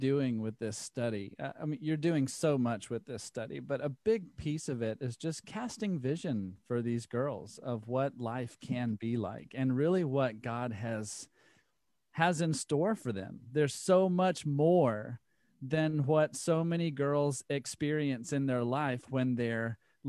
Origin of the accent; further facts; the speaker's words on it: Alabama, United States; And Deep South, you know, growing up in Alabama, the choir was singing songs about the Lord